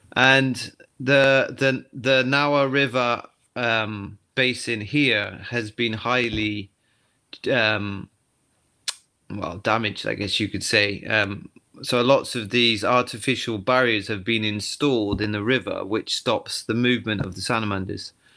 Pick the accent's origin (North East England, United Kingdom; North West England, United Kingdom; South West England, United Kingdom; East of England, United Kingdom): South West England, United Kingdom; the Cotswolds; moved away as an adult; now in Tottori, Japan; I'm from the Cotswolds in England, so I was a, you know, I've always been a country boy